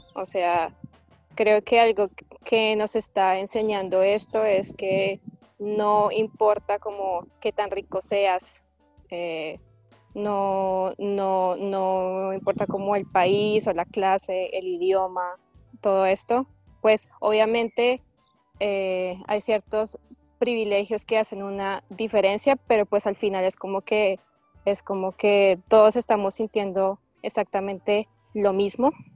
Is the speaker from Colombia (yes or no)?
yes; Colombia; moved away; la situación en mi país